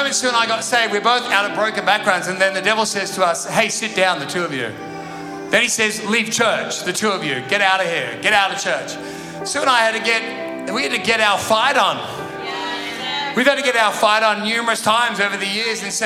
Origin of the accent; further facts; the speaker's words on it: Sydney, New South Wales, Australia; moved away; also born or lived in Perth; I'm from Sydney